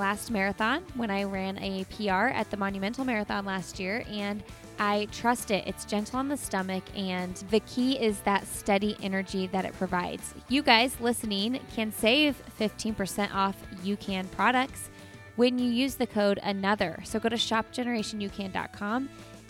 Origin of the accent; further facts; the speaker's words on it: Indianapolis, Indiana, United States; that's my hometown race